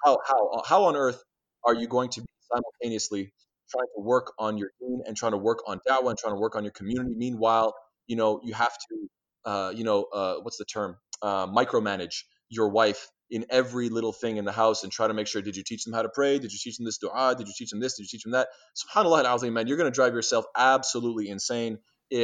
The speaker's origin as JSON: {"language": "English", "country": "Canada", "said": "I'm Canadian"}